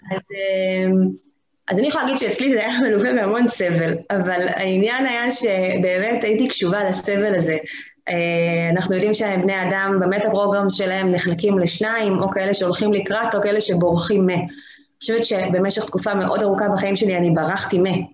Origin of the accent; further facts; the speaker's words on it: the Krayot, Haifa District, Israel; אני גם במקור מהקריות